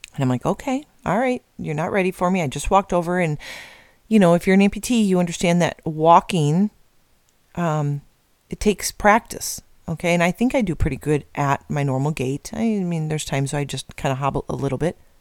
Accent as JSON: {"language": "English", "region": "Midwest", "country": "United States", "moved": "yes", "said": "I'm from the Midwest originally, but family from Iowa and Nebraska"}